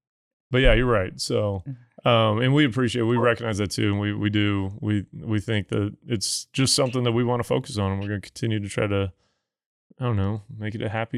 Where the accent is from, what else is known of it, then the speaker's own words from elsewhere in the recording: Missouri, United States; Does Missouri have one? Missouri, my home state, do they have one yet?